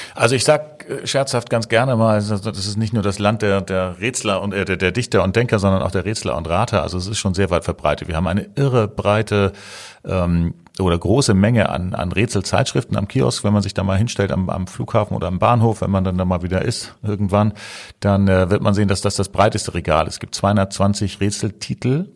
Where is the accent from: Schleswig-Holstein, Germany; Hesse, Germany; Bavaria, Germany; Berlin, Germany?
Schleswig-Holstein, Germany; Eckernförde; now in Hamburg, Germany; Ich komme ursprünglich aus Eckernförde